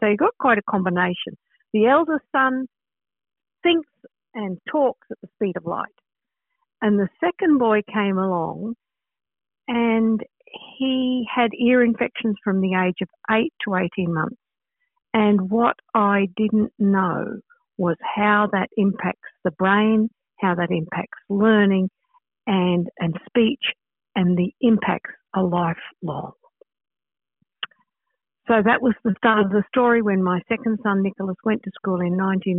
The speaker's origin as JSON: {"language": "English", "country": "Australia", "also_born_or_lived": "United Kingdom", "moved": "as an adult", "lives_now": "Troy, United States", "said": "I'm an Australian, but we have lived on various continents. We've lived in Australia, we lived in the UK, and currently I live in upstate New York"}